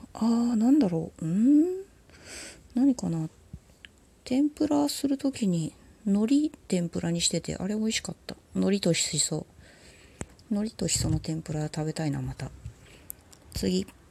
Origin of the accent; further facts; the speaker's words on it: Tokyo, Japan; 東京生まれの東京育ちのシティガールだもん